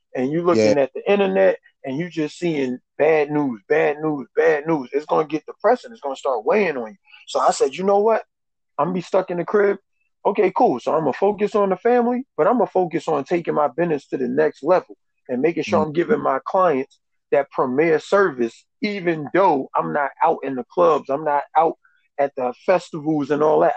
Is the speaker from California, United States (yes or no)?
no; New York, United States; moved away as an adult; also born or lived in Albany, New York; I actually I'm from New York